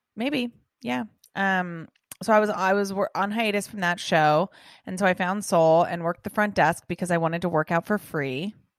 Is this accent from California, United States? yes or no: yes; Los Angeles, California, United States; also born or lived in England / San Diego; I was born and raised in Los Angeles, California